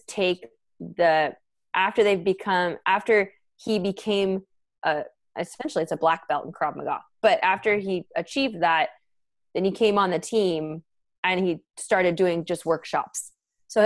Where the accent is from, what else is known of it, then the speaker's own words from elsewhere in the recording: San Diego, California, United States; also born or lived in San Francisco Bay Area, California; I grew up in San Diego, went to the Bay to go to school, stayed in the Bay for 8 years, and then came back to San Diego.